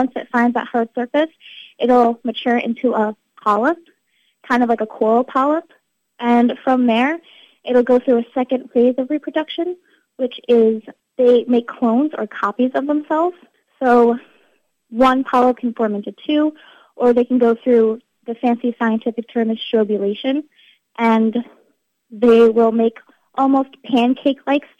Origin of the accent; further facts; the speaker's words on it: Ocean County, New Jersey, United States; I grew up in Ocean County, living and visiting Barnegat Bay, the ocean, the beach, all the time